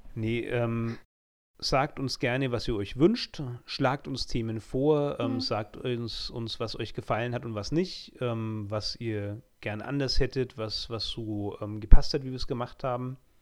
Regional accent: Germany; als Deutscher

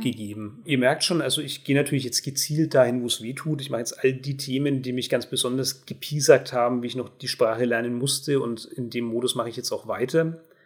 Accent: Germany; als Deutsche

